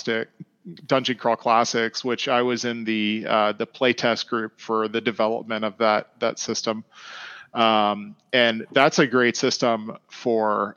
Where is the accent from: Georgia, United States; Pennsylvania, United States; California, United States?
Georgia, United States; Atlanta; Growing up in Atlanta